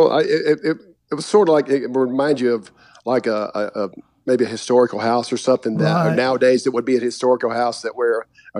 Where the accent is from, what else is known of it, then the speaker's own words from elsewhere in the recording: Kings Mountain, North Carolina, United States; myself and one of my best friends growing up in Kings Mountain